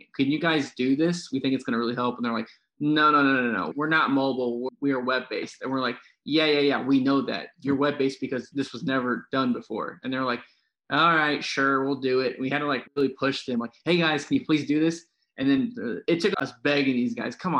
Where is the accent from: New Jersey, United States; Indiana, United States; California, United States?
Indiana, United States; I'm from the Midwest. I'm an Indiana boy